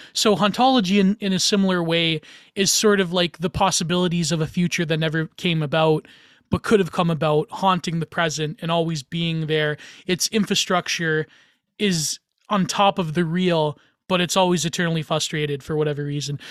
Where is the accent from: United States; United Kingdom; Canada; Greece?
Canada; I'm Canadian